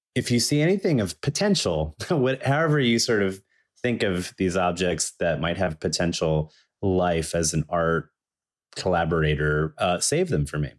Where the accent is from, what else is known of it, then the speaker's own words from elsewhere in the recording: Danville, Virginia, United States; also born or lived in Chapel Hill, North Carolina; now in Brooklyn, United States; I was born in Danville, Virginia.